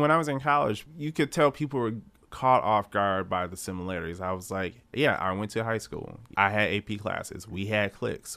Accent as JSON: {"language": "English", "town": "Detroit", "region": "Michigan", "country": "United States", "tie": "born or raised there", "also_born_or_lived": "Lansing", "said": "Growing up in Detroit, I remember, like, the neighborhoods like Indian Village"}